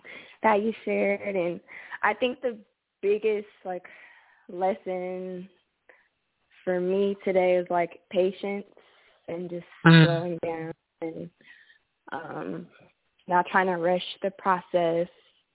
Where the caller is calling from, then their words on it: Los Angeles, California, United States; I'm calling from California.